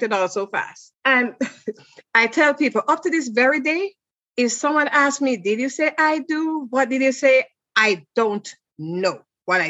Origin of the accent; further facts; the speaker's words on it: Jamaica; moved away as an adult; I'm from Jamaica and I was a travel agent at the time.